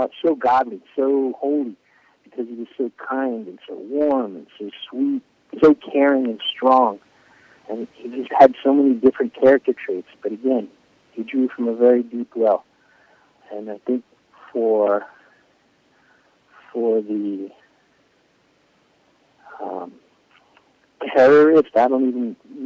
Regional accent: Florida, United States; also born or lived in Israel; now in Miami, United States; I grew up in Florida

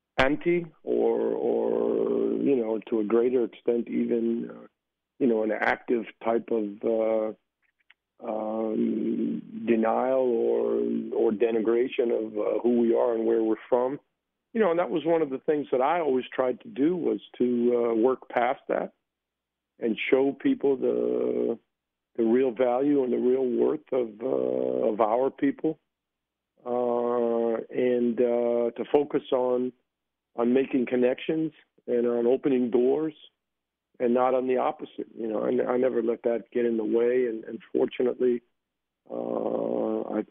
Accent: United States; moved away as an adult; now in Israel; I was born and raised in the United States. You know, and I left the States at 22 years old to go to Israel

